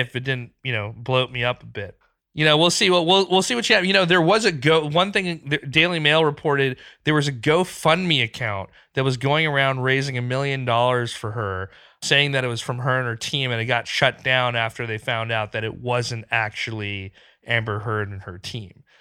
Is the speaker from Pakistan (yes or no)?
yes; Pakistan; moved away; I grew up in Pakistan. I go back a few times a year